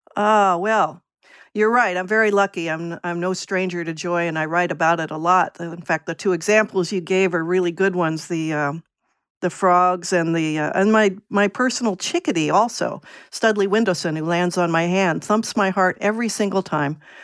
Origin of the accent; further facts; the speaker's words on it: Virginia, United States; moved away as an adult; also born or lived in New England; now in Portland, United States; I grew up in Virginia and went to college in New England